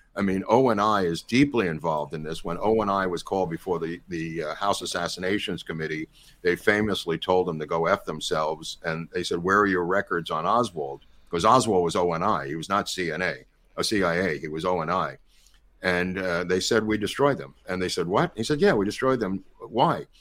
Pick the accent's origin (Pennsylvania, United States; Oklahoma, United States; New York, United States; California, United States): New York, United States; if you grew up with Trump, like I did, I don't mean personally, but I mean in New York